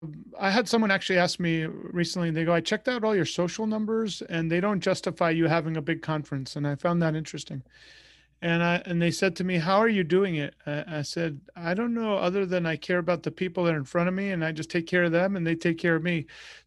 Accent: Oyster Bay, New York, United States; when I grew up in New York, in a town called Oyster Bay

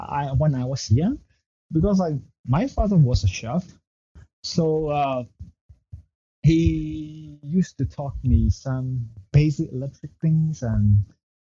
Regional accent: Yangon, Yangon Region, Myanmar; also born or lived in Ayeyarwady Region; I was born in there, and my parents moved here to Yangon in, I think, 2 years old. So I don't have any memory of any kind of relative in that city. So let's just say I was raised in Yangon

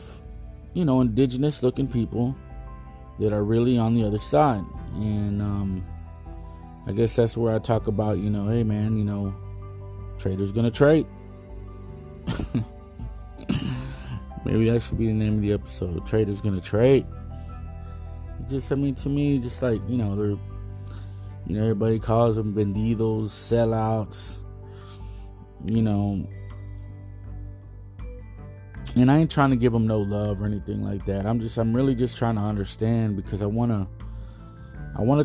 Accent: Texas, United States; me being a Texan

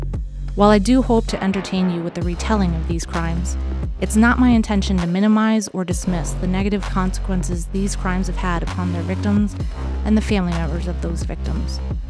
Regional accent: Warwick, Rhode Island, United States; I was born and raised in Warwick and spent 6 years of my legal career as a criminal defense attorney in Rhode Island.

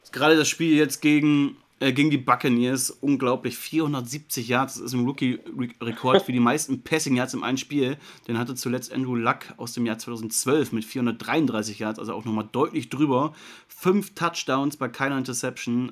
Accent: Germany; als Deutscher

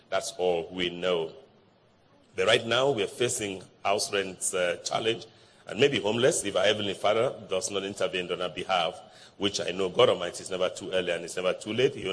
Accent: Nigeria; English is a second language; now in Takoradi, Ghana; Takoradi, Western Region, Ghana. But I'm a Nigerian.

